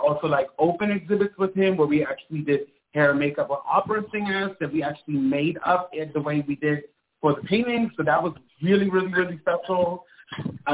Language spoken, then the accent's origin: English; Germany; moved away as an adult; also born or lived in Italy; now in New York, United States; I'm from Europe, so I was born in Italy and I grew up in Germany.